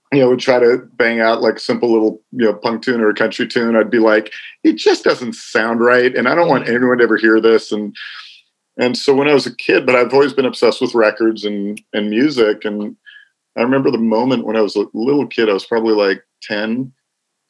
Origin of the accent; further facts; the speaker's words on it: Los Angeles, California, United States; I was born in the San Fernando Valley part of Los Angeles. So I'm one of the 6 natives that exists. I grew up out here